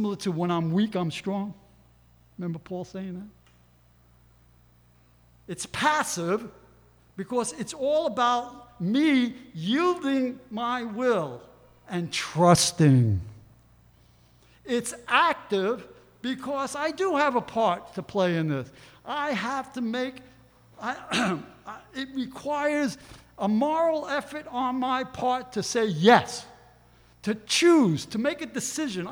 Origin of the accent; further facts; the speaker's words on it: New York, United States; I'm a New Yorker.